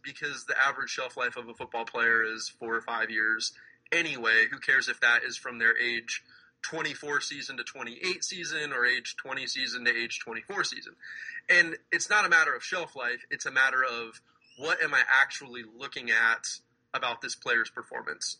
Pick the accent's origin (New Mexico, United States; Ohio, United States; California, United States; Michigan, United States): Ohio, United States; Dublin; also born or lived in New Jersey; when I was younger, I moved from New Jersey to Ohio right around first grade